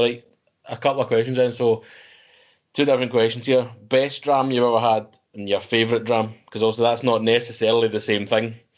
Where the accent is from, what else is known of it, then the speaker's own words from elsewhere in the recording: Scotland, United Kingdom; we're Scottish ourselves